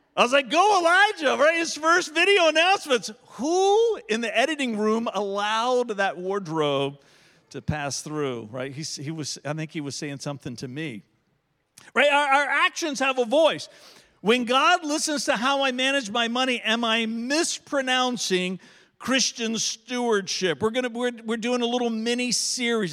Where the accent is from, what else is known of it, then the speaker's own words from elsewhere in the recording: Verona, Virginia, United States; everybody that I grew up with in Verona, in eastern Henrico County, that's how we say that word.